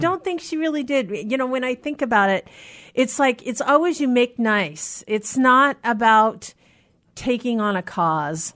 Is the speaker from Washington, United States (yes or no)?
yes; Anacortes, Washington, United States; now in Seattle, United States; from my hometown in Anacortes